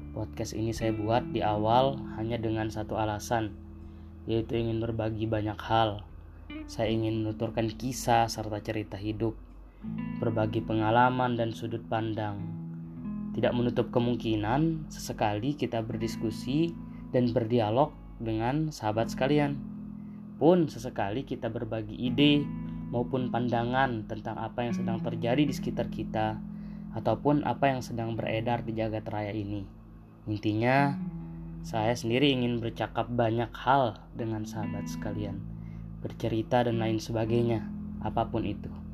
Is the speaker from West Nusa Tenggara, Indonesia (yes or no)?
yes; Sumbawa Island, West Sumbawa Regency, West Nusa Tenggara, Indonesia; Saya berasal dari Pulau Sumbawa, dari kampung paling ujung dari Kabupaten Mungil kami, Sumbawa Barat.